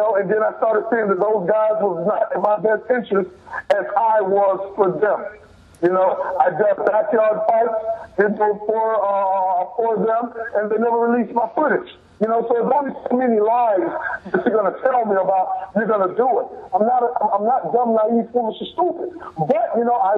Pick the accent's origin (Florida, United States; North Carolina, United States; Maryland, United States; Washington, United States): Florida, United States; Miami; we were both Pivine natives. So same school bus, same school, same street, same everything